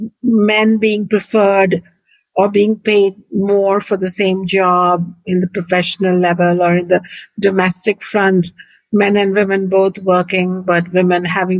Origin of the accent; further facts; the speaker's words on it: India; moved away as an adult; now in United States; I was born in India 55 years ago in a beautiful family